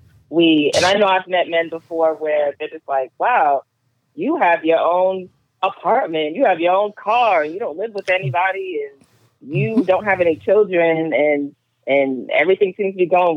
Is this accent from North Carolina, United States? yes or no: no; Rhode Island, United States; now in Atlanta, United States; I'm from Rhode Island. I would never move back there.